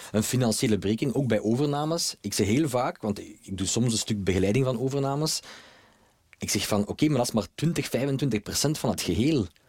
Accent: Belgium; Wij als Belgen

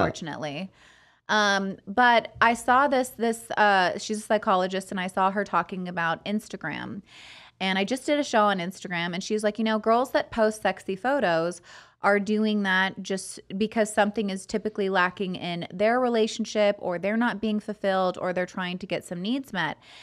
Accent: Fresno, California, United States; grew up in Fresno

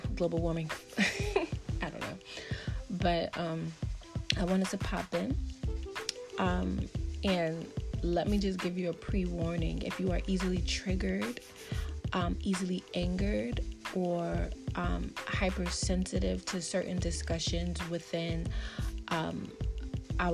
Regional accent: New York City, New York, United States; as a black woman growing up in Brooklyn, New York

